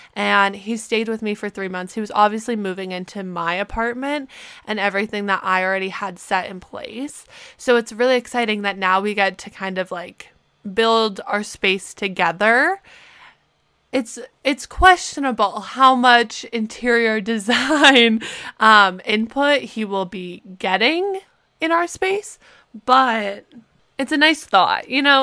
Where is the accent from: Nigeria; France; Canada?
Canada; moved away as an adult; also born or lived in Pittsburgh; being a Canadian student